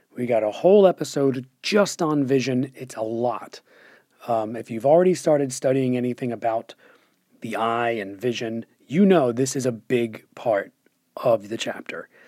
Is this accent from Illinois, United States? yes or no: no; Doylestown, Pennsylvania, United States; born or raised there